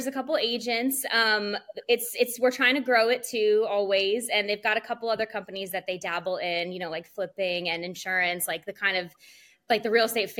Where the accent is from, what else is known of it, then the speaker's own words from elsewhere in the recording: Washington, District of Columbia, United States; moved away as an adult; now in Myrtle Beach, United States; I am from the Washington, D.C. area. I relocated here to the Myrtle Beach area in about 2013, finished up my undergrad at Coastal Carolina University